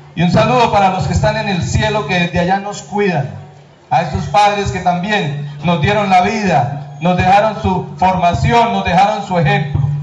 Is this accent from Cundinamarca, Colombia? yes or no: yes; Quebradanegra, Cundinamarca, Colombia; mi tierra